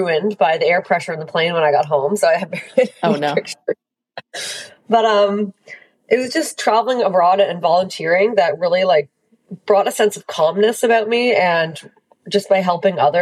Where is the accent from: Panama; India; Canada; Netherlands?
Canada; Hamilton, Ontario; I grew up in Hamilton, Ontario.